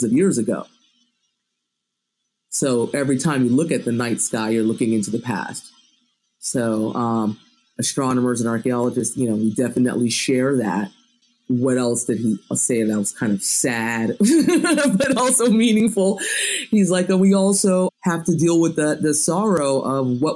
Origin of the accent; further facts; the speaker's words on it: United States; I was born in the United States. I was raised in America